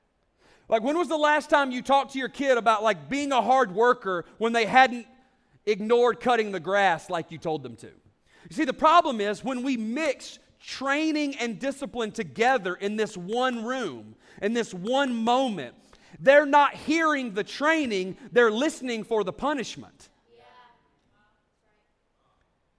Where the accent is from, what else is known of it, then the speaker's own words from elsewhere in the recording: the South, United States; I'm from the South